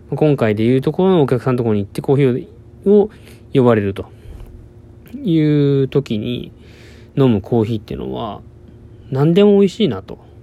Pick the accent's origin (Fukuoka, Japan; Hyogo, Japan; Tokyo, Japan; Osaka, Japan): Fukuoka, Japan; moved away as an adult; also born or lived in Kagoshima; 僕の実家は福岡にあるんですけども